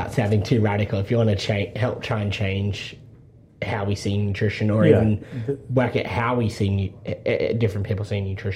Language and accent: English; Adaminaby, New South Wales, Australia; I'm from the Snowies. Okay. So I'm from a little town called Adaminibi.